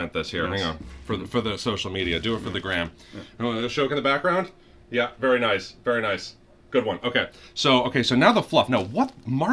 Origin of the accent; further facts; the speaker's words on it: New England, United States; I grew up in New England